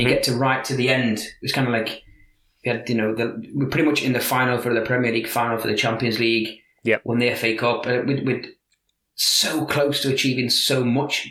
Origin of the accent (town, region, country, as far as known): Liverpool, North West England, United Kingdom; accent: Liverpool; now in Scandinavia